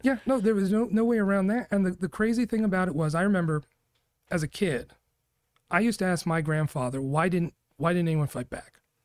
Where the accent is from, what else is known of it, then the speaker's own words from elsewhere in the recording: New York, United States; now in Arizona, United States; I grew up in New York.